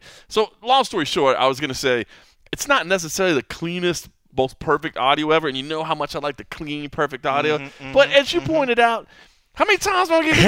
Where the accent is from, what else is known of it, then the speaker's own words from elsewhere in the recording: Texas, United States; I grew up in Texas